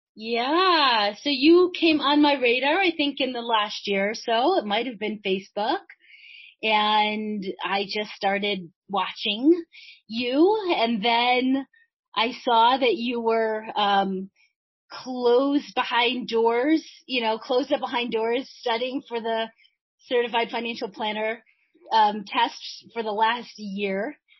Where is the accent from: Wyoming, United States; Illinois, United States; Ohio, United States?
Illinois, United States; Chicago; I grew up in Chicago